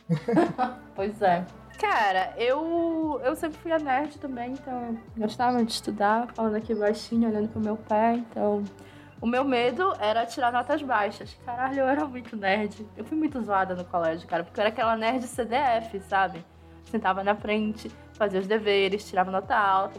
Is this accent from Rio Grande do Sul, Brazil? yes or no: no; Pará, Brazil; eu sou paraense